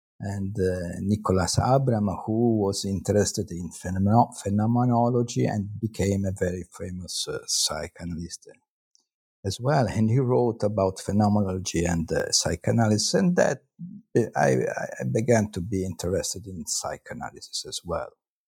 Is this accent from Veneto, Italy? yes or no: no; Parma, Emilia-Romagna, Italy; born there; now in Florence, Italy; Well, I'm Italian. I was born in Parma, and then I came to Florence, where I am still living, to study philosophy.